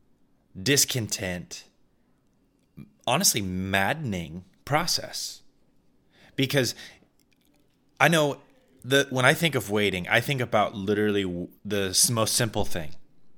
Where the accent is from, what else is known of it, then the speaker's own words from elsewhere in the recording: Midwest, United States; I'm from the Midwest, we had many tornado storms